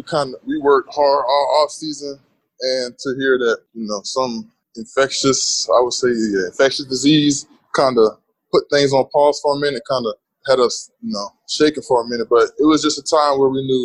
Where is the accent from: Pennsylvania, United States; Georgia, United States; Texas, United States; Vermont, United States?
Pennsylvania, United States; Abington; now in Gainesville, United States; I grew up in a place called Abington. It's about 20 minutes from Philadelphia